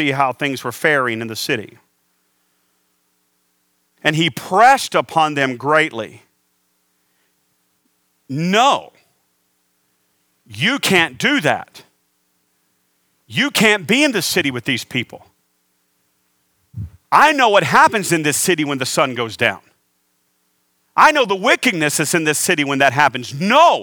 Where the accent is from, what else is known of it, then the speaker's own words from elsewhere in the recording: the South, United States; now in Phoenix, United States; I was raised in the South.